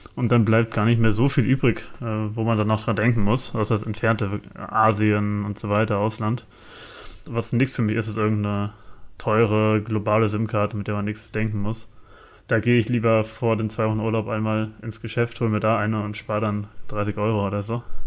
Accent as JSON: {"language": "German", "country": "Germany", "said": "für uns Deutsche"}